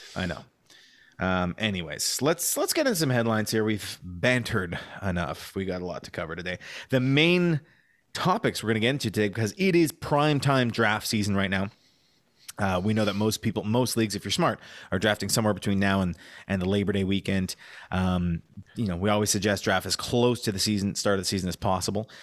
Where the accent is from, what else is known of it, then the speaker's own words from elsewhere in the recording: Canada; We're Canadian